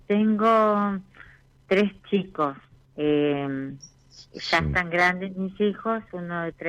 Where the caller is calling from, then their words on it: Paraná, Entre Ríos, Argentina; De Paraná, Entre Ríos.